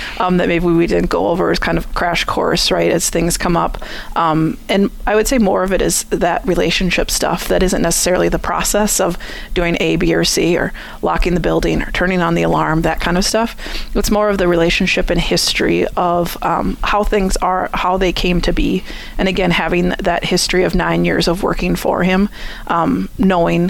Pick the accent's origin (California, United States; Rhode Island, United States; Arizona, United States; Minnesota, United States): Minnesota, United States; moved away as an adult; also born or lived in Eau Claire, Wisconsin; now in Chippewa Falls, United States; I'm originally from Minnesota